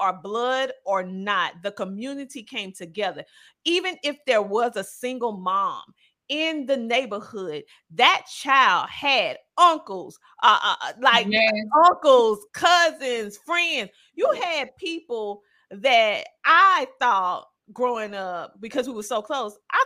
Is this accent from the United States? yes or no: yes; South Carolina, United States; growing up in South Carolina, the small town in South Carolina